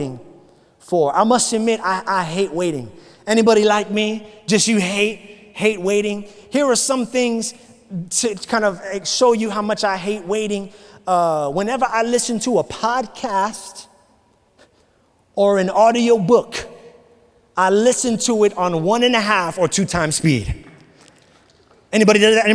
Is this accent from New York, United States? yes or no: yes; New York City, New York, United States; now in Florida, United States; I grew up in New York City